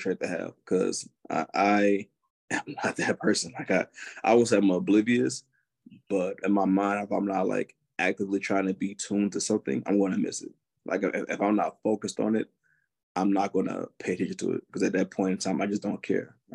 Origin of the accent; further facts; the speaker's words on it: Augusta, Georgia, United States; moved away as an adult; now in Wisconsin, United States; I am from Augusta, Georgia